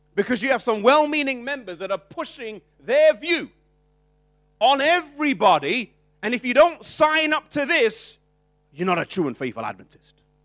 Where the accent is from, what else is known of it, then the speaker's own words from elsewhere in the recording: United Kingdom; we come from British culture